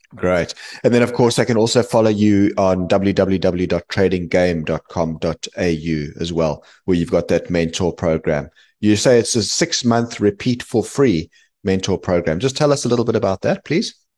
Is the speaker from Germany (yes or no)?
no; South Africa; now in London, United Kingdom; I'm South African originally, I still am, but I live in the U K, based in, in London now